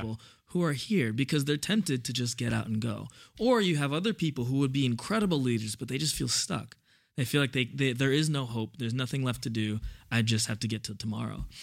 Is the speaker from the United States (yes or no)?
yes; New York City, New York, United States; also born or lived in Indiana; I grew up in Brooklyn